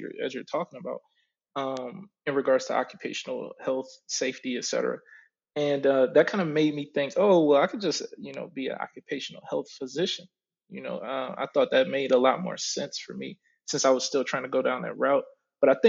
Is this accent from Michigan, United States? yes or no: yes; Oak Park, Michigan, United States; also born or lived in Detroit, Michigan; I grew up right outside of it, but I was born and raised up until I was about five in Detroit. And after that, I moved to Oak Park